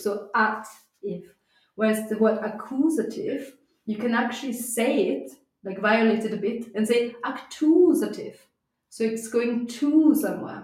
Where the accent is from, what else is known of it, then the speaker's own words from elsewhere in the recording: Austria; first language German; English is a second language; now in United Kingdom; growing up in Austria, um, we where, where we speak a strong dialect